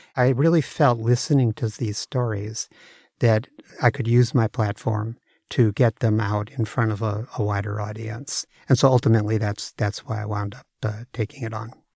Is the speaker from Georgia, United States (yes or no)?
no; San Francisco Bay Area, California, United States; moved away as an adult; also born or lived in Seattle; now in Redmond, United States; I grew up in the Bay Area, but I came up to Seattle in, uh, nineteen eighty-eight to work for Microsoft